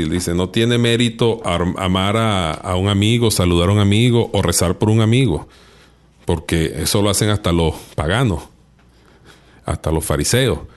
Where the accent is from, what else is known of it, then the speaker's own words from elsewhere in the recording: Venezuela; yo soy venezolano